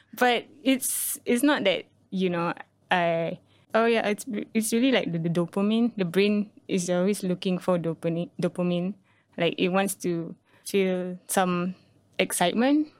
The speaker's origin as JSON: {"language": "English", "country": "Singapore", "also_born_or_lived": "Malaysia", "said": "being here as a Singaporean"}